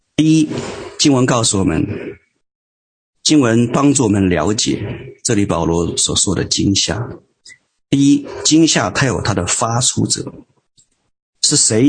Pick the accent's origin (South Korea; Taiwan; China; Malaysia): China; Hubei; 我们都是湖北人